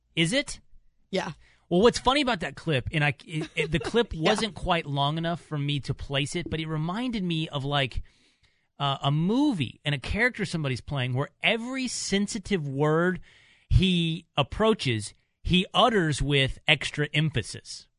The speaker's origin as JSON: {"language": "English", "region": "Texas", "country": "United States", "tie": "born or raised there", "moved": "as an adult", "said": "growing up in Texas, like it's not a huge uh, Polish population"}